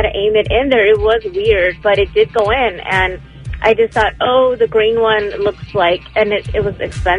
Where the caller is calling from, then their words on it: West Covina, California, United States; Hi, this is … calling from West Covina, California.